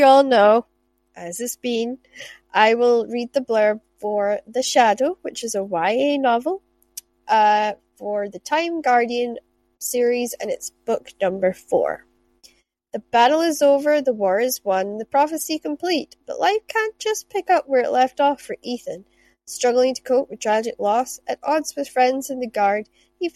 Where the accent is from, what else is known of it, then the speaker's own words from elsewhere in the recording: Shetland, Scotland, United Kingdom; I grew up in Shetland where we had selkies and mermaids